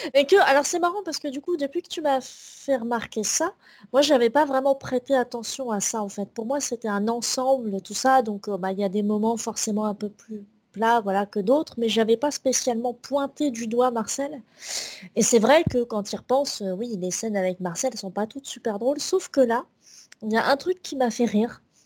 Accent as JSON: {"language": "French", "country": "France", "said": "nous, en tant que Français"}